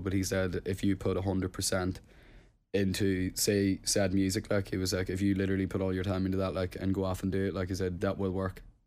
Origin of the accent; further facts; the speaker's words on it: Plumbridge, Northern Ireland, United Kingdom; moved away; hometown was Plum Bridge and it's a tiny, tiny village, like, in Tyrone